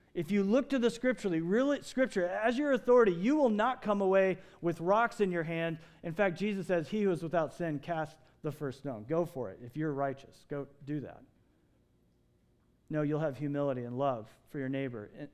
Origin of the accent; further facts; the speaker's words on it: Kentucky, United States; moved away as an adult; now in Phoenix, United States; I grew up in Kentucky. I spent all my high school years there.